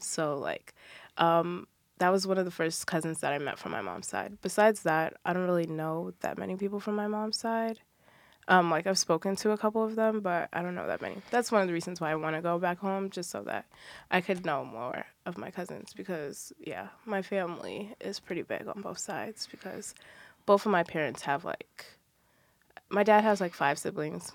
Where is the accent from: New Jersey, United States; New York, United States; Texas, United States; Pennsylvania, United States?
New Jersey, United States; I'm from New Jersey